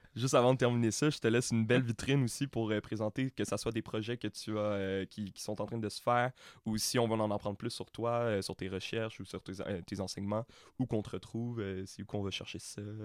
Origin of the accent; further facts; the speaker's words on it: Montreal, Quebec, Canada; J'ai été élevé à Montréal-Nord